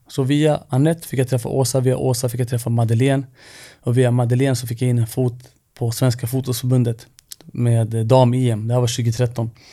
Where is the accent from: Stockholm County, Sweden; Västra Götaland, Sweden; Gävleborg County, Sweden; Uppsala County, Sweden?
Stockholm County, Sweden; Stockholm; jag är ju född och uppvuxen i Rinkeby